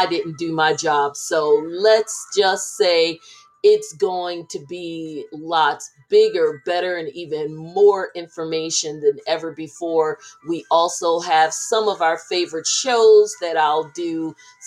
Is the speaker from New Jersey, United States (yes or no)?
yes; Trenton, New Jersey, United States; my hometown of Trenton, New Jersey